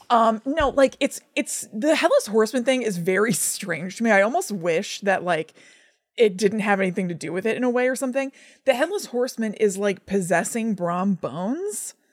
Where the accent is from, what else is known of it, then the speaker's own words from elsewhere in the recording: New Jersey, United States; we grew up in New Jersey